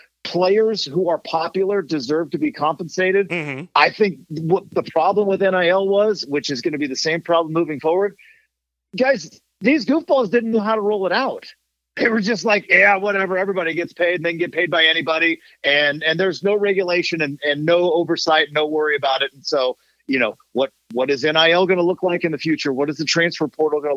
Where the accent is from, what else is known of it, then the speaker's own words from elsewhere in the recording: Oregon, United States; I am from Oregon